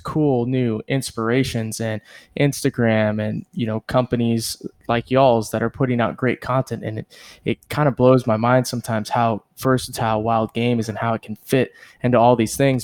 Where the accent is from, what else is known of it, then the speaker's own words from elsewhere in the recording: Central South Texas, United States; moved away; I came from Central South Texas, and so growing up, everybody hunted